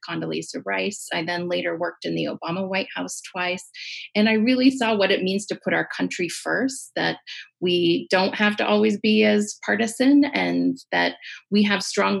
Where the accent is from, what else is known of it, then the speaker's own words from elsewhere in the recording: Moses Lake, Washington, United States; also born or lived in Walla Walla, Washington; I am originally from Moses Lake, so deep roots here in eastern Washington.